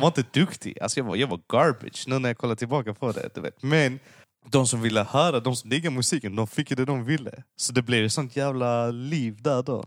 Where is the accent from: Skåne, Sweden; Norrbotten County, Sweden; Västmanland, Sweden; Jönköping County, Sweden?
Skåne, Sweden; Lund; jag, jag föddes och växte upp i Lund